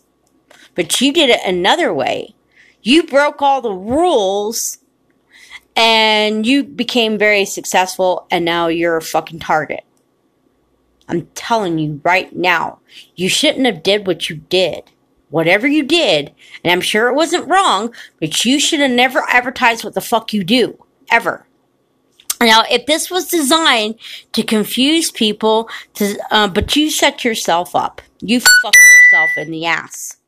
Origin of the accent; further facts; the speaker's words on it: United States; I'm from the United States of America, and I've lived here my whole entire life.